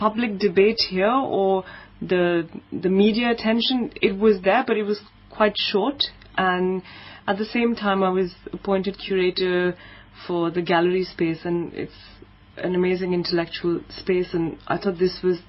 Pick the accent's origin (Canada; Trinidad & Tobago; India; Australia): India; Delhi; moved away as an adult; now in Cape Town, South Africa; I'm from India, I'm from Delhi, and back home in India